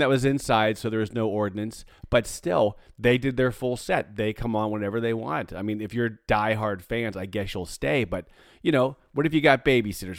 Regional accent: Pittsburgh, Pennsylvania, United States; moved away; growing up in Pittsburgh, the weather was like this quite often.

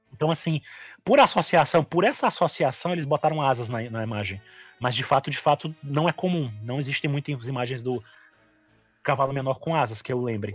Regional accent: Brazil; a gente é brasileiro há muito tempo

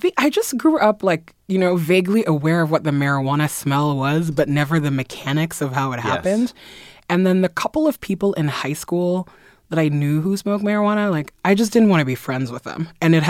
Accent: Nigeria; also born or lived in Belgium / France; I am from Guinea in West Africa, French-speaking Guinea, but I've never lived there. I grew up in Nigeria and in Belgium and France, pretty much a little diplomatic brat.

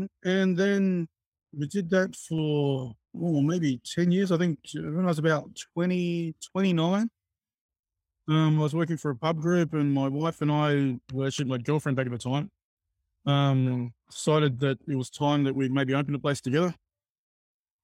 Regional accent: Australia; moved away as an adult; also born or lived in Sydney, Australia; now in Niigata, Japan; I'm Australian. Been living in Sydney for 20 or so years.

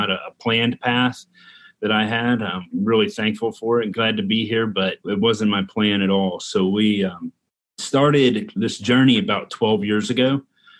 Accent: Louisville, Kentucky, United States; I was born and raised here in Louisville, Kentucky. Still live here in Louisville

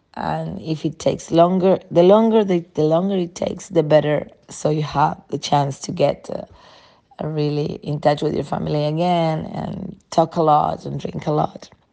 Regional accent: Uruguay; now in Jose Ignacio, Uruguay; I am from Uruguay. I live in a small town called Jose Ignacio, close to Punta del Este, but I come originally from another small town closer to Montevideo.

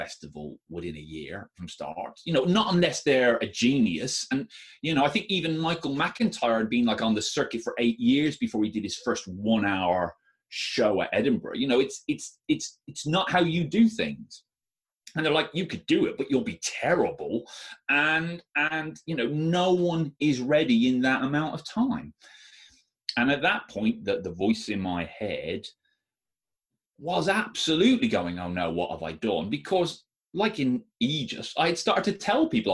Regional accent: Ireland; I am Irish

